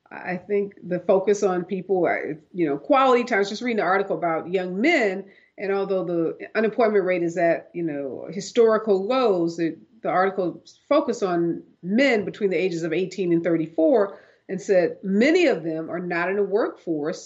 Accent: Midwest, United States; grow up in the Midwest

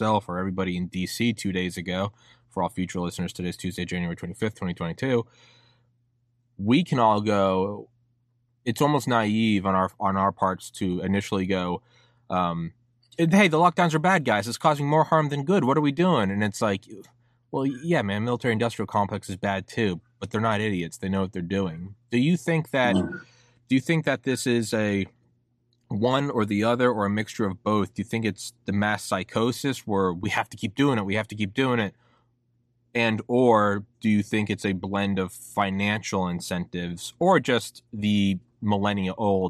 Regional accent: New Hampshire, United States; I love New Hampshire. I'm from New Hampshire.

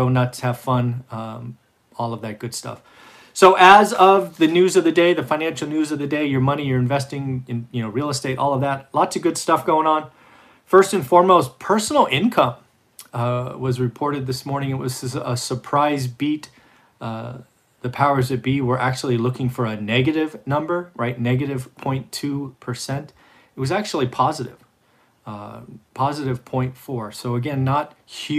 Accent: California, United States; I'm from California

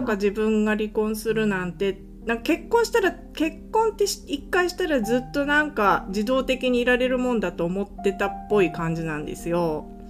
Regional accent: Japan; moved away as an adult; now in California, United States; 私の地元田舎なんで

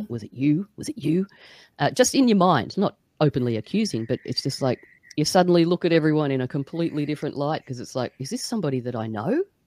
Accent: Australia; I'm Australian

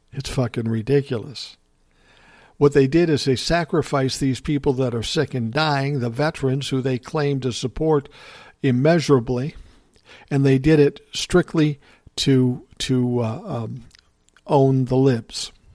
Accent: Midwest, United States; I'm from the Midwest

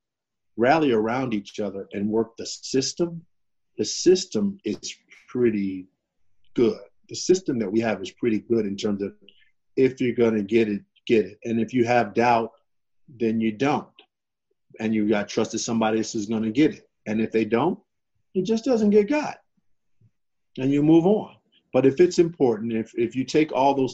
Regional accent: Chicago, Illinois, United States; I come from Chicago

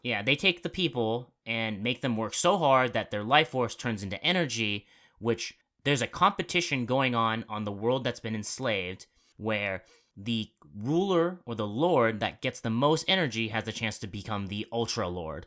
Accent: Arizona, United States; I'm from Arizona

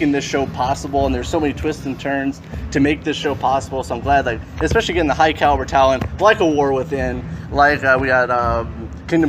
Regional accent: Indiana, United States; I'm from Indiana

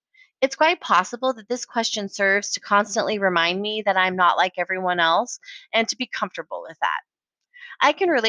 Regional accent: Colorado Springs, Colorado, United States; also born or lived in San Francisco / Austin; now in Portland, United States; I moved to Portland from Austin, Texas. And then they usually say, oh, so you grew up in Austin. Wait, what? I said I moved here from Austin. I grew up in Colorado Springs. So then they think I was born in Colorado. I was born in San Francisco, California.

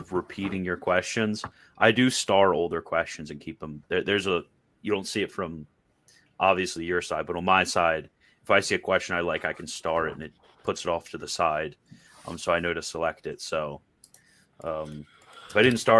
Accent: United States; I'm an American

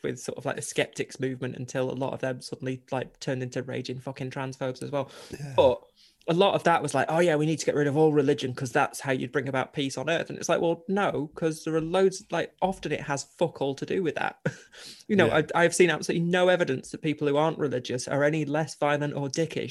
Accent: Chorley, North West England, United Kingdom; I grew up in Chorley in Lancashire

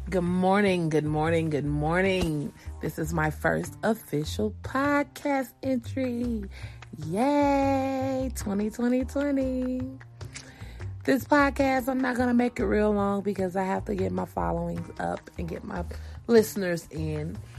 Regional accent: Georgia, United States; now in California, United States; I live in California, born and raised in Georgia

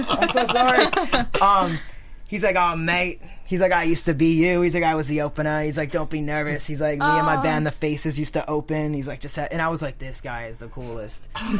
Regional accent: Rhode Island, United States; we're from Rhode Island.

